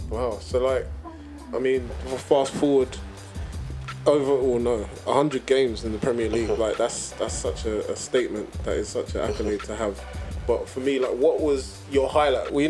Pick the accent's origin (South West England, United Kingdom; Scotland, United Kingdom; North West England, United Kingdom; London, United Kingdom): London, United Kingdom; I'm from from Hackney